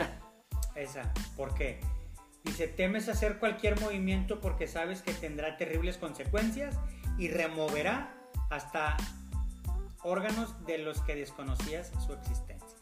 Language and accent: Spanish; Monterrey, Nuevo León, Mexico; hacemos nosotros como, regios